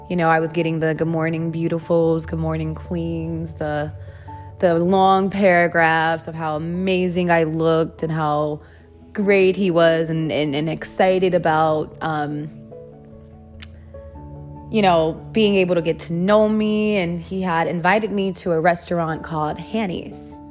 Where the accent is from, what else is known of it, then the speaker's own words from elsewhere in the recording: Dallas, Texas, United States; I came from Dallas and I was out here and why I came out here